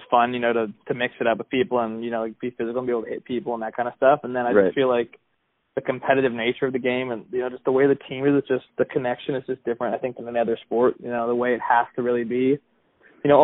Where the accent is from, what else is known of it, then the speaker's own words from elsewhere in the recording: Menlo Park, California, United States; I grew up in Menlo Park, California. Grew up there my whole life with my family. Same house my whole life.